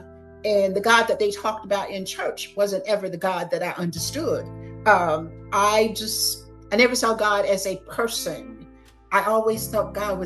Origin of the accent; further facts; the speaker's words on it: Gainesville, Florida, United States; moved away as an adult; also born or lived in Tallahassee, Florida; now in Atlanta, United States; I grew up in Gainesville, Florida.